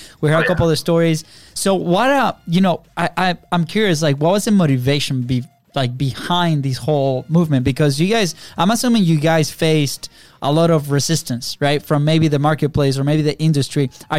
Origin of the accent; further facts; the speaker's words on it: Venezuela; English is a second language; now in United States; and we're originally from Venezuela, right? Our accents have improved like a lot since we first came here, which is good.